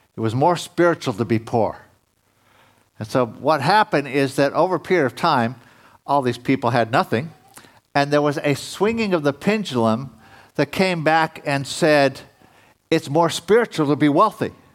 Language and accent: English; United States; being an American